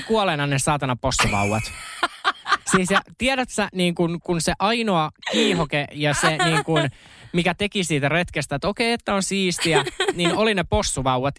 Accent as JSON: {"language": "Finnish", "town": "Uusikaupunki", "region": "Southwest Finland", "country": "Finland", "said": "mä oon uudesta kaupungista kotoisin"}